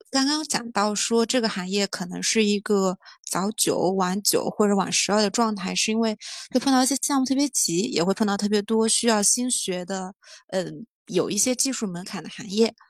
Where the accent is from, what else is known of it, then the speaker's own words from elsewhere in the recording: Jiangnan water-town area, China; now in Beijing, China; 来自比较江南水乡那个地方，然后在北京待了十年